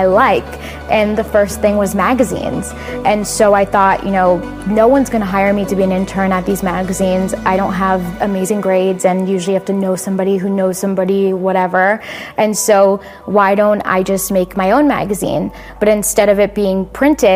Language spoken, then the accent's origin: English; Florida, United States; I'm from Florida